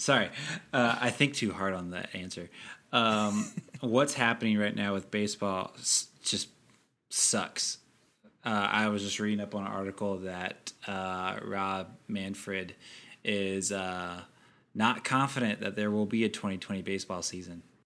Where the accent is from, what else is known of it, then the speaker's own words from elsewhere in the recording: United States; we're both American